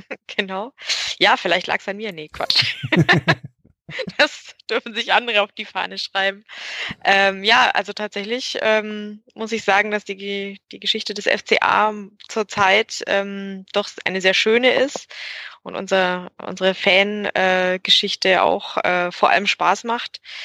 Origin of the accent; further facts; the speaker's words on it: Augsburg, Bavaria, Germany; ich bin gebürtige Augsburgerin